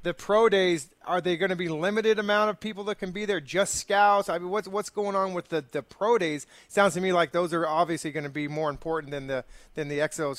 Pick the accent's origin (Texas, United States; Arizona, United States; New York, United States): Arizona, United States; moved away; I was from Arizona. I grew up there, and so going to warm weather was not a big deal for me.